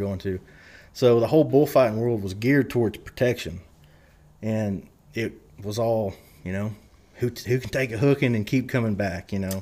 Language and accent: English; Love County, southern Oklahoma, United States; moved away as an adult; also born or lived in Lubbock, Texas / Nashville, Tennessee; I grew up, uh, little, little community in southern Oklahoma. Um, I, I say I'm from Love County